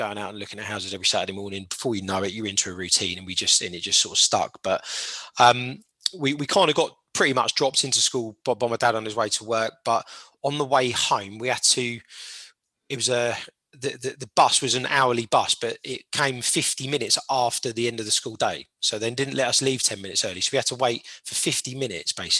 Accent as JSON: {"language": "English", "town": "Portsmouth", "region": "South East England", "country": "United Kingdom", "tie": "born or raised there", "said": "Born and raised in Portsmouth."}